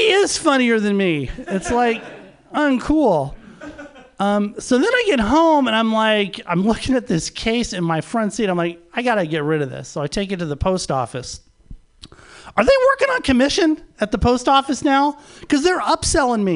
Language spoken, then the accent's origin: English; Los Angeles, California, United States; moved away as an adult; also born or lived in San Francisco Bay Area; now in San Francisco, United States; I was born and raised in Los Angeles